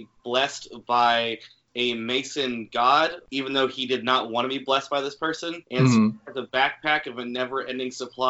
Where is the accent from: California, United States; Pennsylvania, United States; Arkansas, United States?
California, United States; now in Chattanooga, United States; I'm originally from California, but I'm finding myself living in Chattanooga, Tennessee right now.